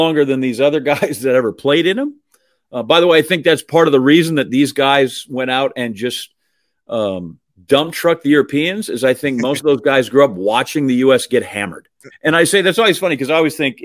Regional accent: Green Bay, Wisconsin, United States; I'm from Green Bay

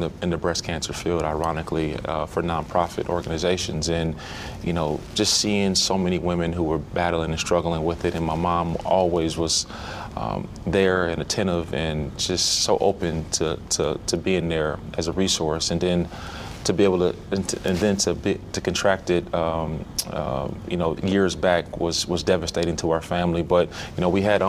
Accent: Minneapolis, Minnesota, United States; growing up in Minneapolis.

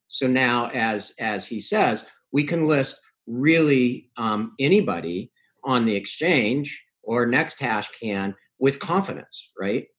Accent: Canada; I'm from Canada

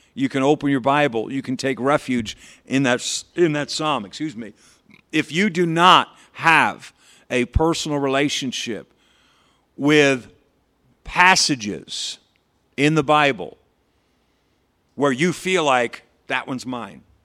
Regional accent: Patterson, New York, United States; I grew up in Patterson Baptist Church over here in Patterson, New York

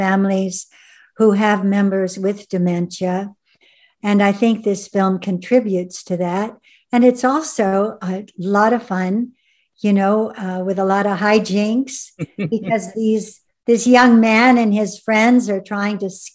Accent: Ventura, California, United States; moved away; my hometown of Ventura

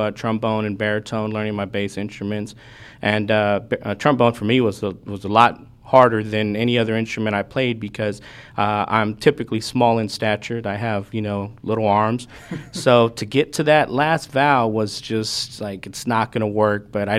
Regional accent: Houston, Texas, United States; also born or lived in Maryland; grew up in the Houston area

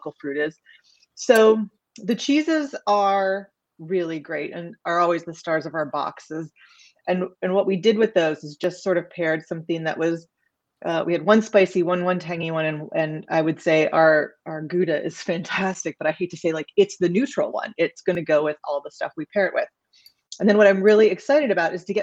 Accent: Midwest, United States; I grew up in the Midwest

